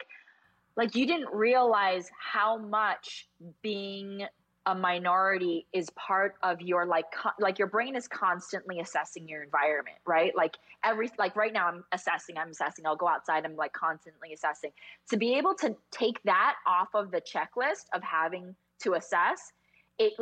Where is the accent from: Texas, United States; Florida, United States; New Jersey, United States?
New Jersey, United States; also born or lived in California; I grew up in New Jersey, North Jersey